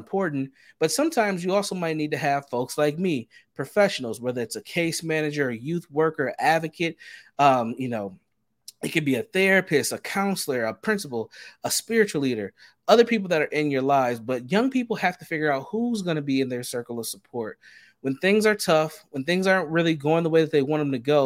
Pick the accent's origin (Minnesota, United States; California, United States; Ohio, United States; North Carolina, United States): Minnesota, United States; Minneapolis; as a young Black man growing up in the Twin Cities of Minnesota